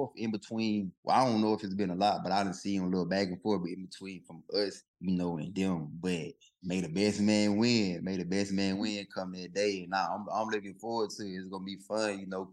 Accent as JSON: {"language": "English", "town": "McComb", "region": "Mississippi", "country": "United States", "tie": "born or raised there", "said": "Macomb, Mississippi, my hometown"}